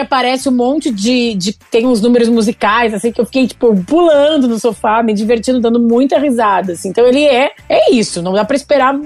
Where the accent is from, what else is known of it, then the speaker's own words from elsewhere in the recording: Rio Grande do Sul, Brazil; moved away as an adult; also born or lived in São Paulo; eu sou gaúcho, já tava morando em São Paulo